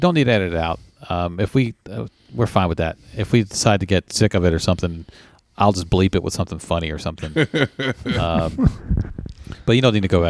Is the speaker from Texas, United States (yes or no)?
no; Montgomery, Alabama, United States; Oh, yeah, I'm from Montgomery, Alabama, not Atlanta. Oh, okay. No disrespect to Atlanta, but I've never lived there. LOL. Yeah. I'm from the Gump Town.